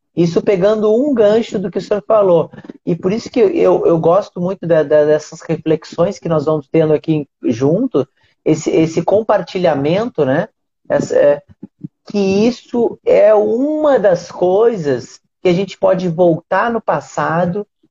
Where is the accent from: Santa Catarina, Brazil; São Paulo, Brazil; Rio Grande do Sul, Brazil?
Rio Grande do Sul, Brazil; now in Rio de Janeiro, Brazil; hoje eu moro no Rio de Janeiro, mas eu sou do Rio Grande do Sul